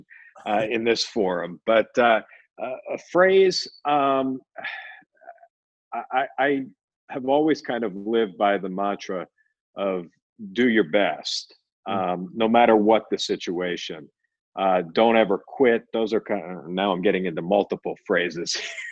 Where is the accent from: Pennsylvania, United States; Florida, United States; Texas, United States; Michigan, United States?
Pennsylvania, United States; Philadelphia; born or raised there; moved away as an adult; also born or lived in New York; now in Phoenix, United States